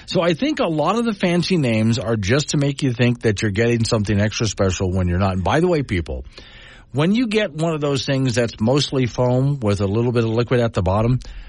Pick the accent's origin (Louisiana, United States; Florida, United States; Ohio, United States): Florida, United States; Sanibel; now in Wyoming, United States; growing up where I did, I memorized the last address that I had before I moved out those islands. Ready for this, Frank? It was 2471 Lost Colony Road, Dinkins Bayou, Sanibel Island, Florida.